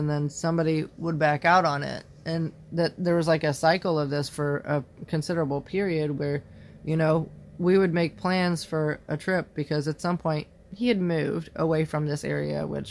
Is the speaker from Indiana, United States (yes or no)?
yes; Indiana, United States; moved away; the same town that I lived in before I left Indiana